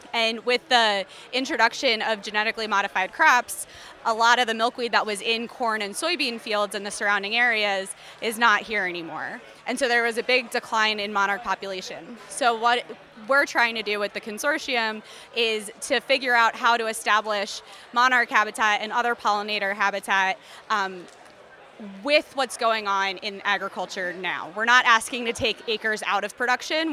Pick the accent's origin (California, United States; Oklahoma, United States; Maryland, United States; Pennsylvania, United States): Pennsylvania, United States; Philadelphia; moved away as an adult; also born or lived in Delaware; now in Iowa, United States; Originally, I'm from Philadelphia, um, and then I got my master's at the University of Delaware, and then I came to Iowa State for my PhD